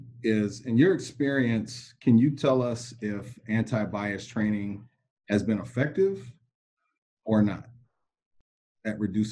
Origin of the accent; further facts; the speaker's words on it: Minnesota, United States; I'm from Minnesota.